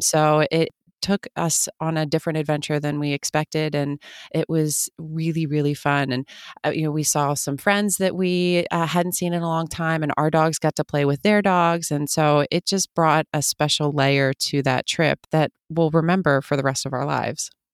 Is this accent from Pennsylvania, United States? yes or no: yes; outside of Philadelphia, Pennsylvania, United States; moved away as an adult; also born or lived in Germany; now in Los Angeles, United States; where I grew up in Pennsylvania